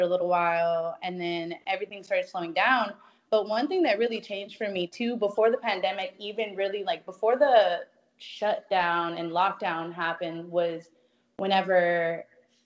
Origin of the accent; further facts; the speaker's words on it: West Texas, United States; moved away; I'm from West Texas too